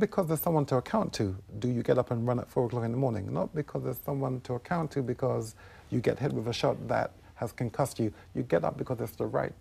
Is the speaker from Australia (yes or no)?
no; United Kingdom; I was born in the United Kingdom